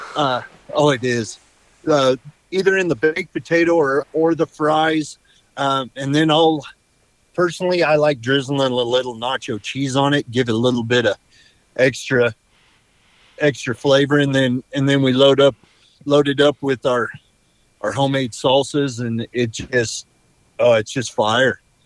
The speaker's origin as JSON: {"language": "English", "region": "Idaho", "country": "United States", "tie": "born or raised there", "moved": "as an adult", "said": "I was born in Idaho. I pretty much lived here my whole life"}